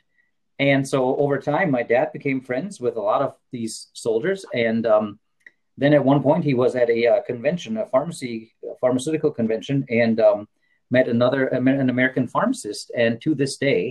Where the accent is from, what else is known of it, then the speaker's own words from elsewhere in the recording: Worms, Rhineland-Palatinate, Germany; moved away as an adult; now in South Dakota, United States; I'm from Germany, I should clarify. And in my hometown, which is Worms, on the Rhine River